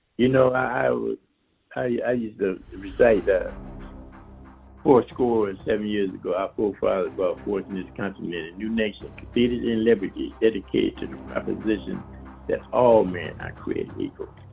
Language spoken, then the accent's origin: English; Flint, Michigan, United States; Flint, my hometown